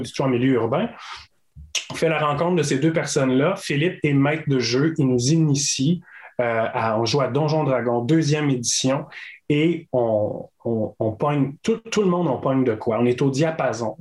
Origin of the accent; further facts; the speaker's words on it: Caplan, Gaspésie, Quebec, Canada; je viens de Capcha en Gaspésie, qui est un, petit village